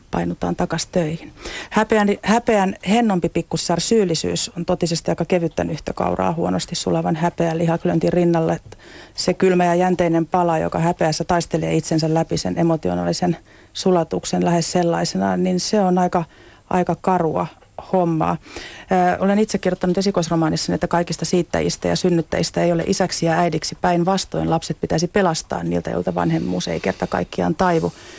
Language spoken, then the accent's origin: Finnish; Rauma, Satakunta, Finland; also born or lived in Pori; satakuntalaisissa kasvatuksessa, mistä olen itse kotoisin syntynyt Porissa ja kasvanut Raumalla